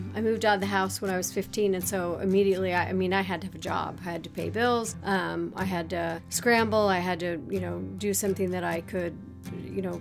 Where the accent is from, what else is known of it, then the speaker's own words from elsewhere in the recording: Littleton, Colorado, United States; A Colorado native. Doesn't happen very often. I grew up in Littleton, and actually, I guess it's called Greenwood Village now